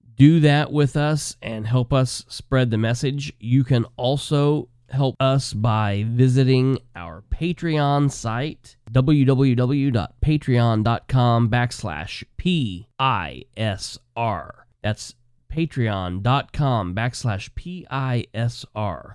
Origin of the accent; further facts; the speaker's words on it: Muncie, Indiana, United States; I grew up in the Muncie City, Delaware County political scene